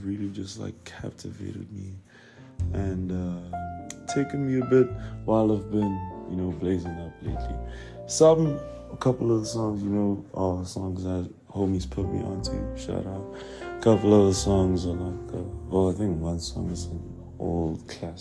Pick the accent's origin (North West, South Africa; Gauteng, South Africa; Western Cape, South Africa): Gauteng, South Africa; Pretoria; I'm from Pretoria